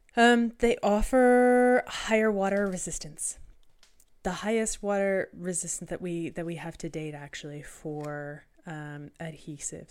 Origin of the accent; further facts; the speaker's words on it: Canada; being Canadian